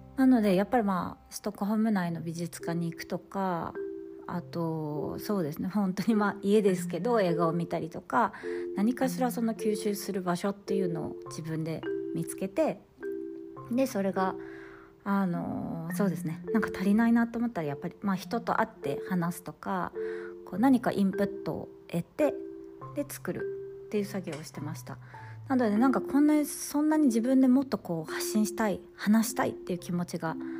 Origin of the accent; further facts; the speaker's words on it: Fukui, Japan; moved away as an adult; now in Sweden; 地元がやっぱり都会東京とか大阪ってわけではないので私は福井県